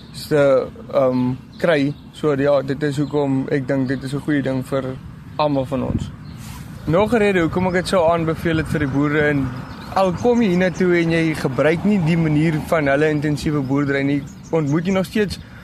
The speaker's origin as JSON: {"language": "Afrikaans", "town": "Springbok", "region": "Northern Cape", "country": "South Africa", "said": "Ek is van van Springbok af"}